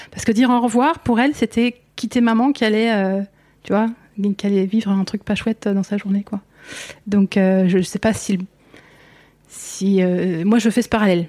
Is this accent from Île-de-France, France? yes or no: yes; northern Essonne, near Orly, Île-de-France, France; j'ai grandi tout près, ouais, tout près d'Orly, euh, toute cette zone nord essonne